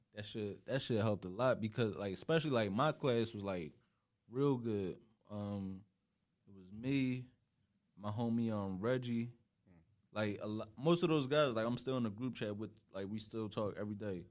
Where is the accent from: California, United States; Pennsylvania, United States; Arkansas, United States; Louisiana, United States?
Pennsylvania, United States; Philadelphia; moved away as an adult; now in New York, United States; I've literally just been West Philly my whole life